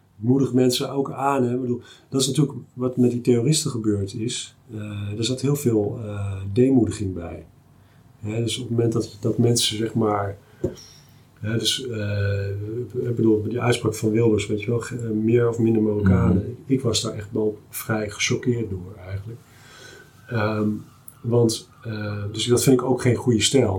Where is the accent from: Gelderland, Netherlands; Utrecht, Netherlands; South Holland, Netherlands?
Gelderland, Netherlands; Achterhoek; also born or lived in Twente; ik kom uit de Achterhoek en eh, eh, ook naar Twente